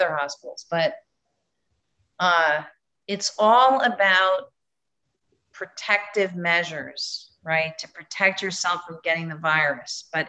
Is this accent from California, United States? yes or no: yes; California, United States; I'm from California